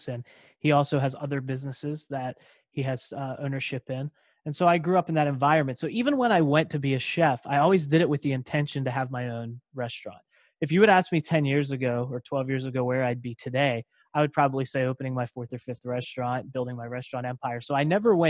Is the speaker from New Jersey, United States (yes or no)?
no; Pittsburgh, Pennsylvania, United States; also born or lived in Davenport, Iowa; I was born in Davenport, Iowa. And then we came back to the Pittsburgh area